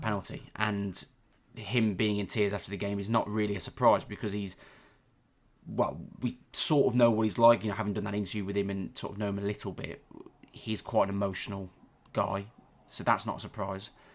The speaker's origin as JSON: {"language": "English", "town": "Warwick", "region": "West Midlands", "country": "United Kingdom", "tie": "born or raised there", "said": "I'm from Warwick. I live in Warwick, always have done."}